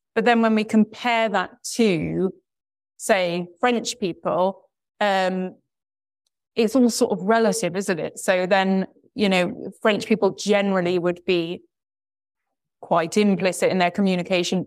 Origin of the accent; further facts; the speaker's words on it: United Kingdom; also born or lived in Brazil; speaking as a, as a British person